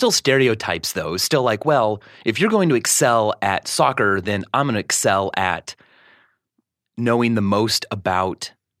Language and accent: English; Stilwell, Kansas, United States; moved away; Stillwell, Kansas.